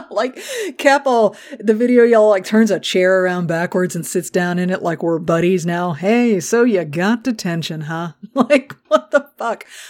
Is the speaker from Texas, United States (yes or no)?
yes; Texas, United States; I'm from Texas. I go to Galveston